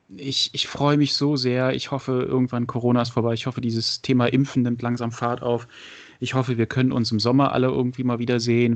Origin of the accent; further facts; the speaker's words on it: Frankfurt area, Hesse, Germany; moved away; ich habe ja auch lange in Frankfurt und Umgebung gewohnt. Ähm, ich komme ja aus der Ecke.